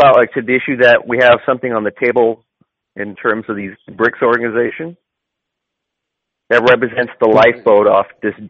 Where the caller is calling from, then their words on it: Los Angeles, California, United States; I'm calling from Los Angeles.